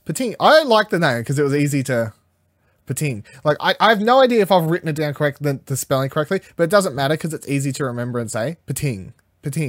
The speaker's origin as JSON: {"language": "English", "country": "Australia", "said": "I'm Australian"}